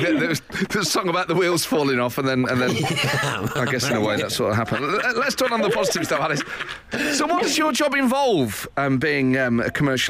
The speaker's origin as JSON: {"language": "English", "town": "Nottingham", "region": "East Midlands", "country": "United Kingdom", "said": "We are both Nottingham boys."}